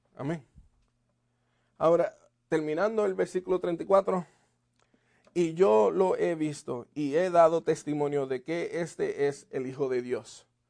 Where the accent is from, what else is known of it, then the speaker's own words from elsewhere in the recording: Puerto Rico; moved away; en Puerto Rico me diste vida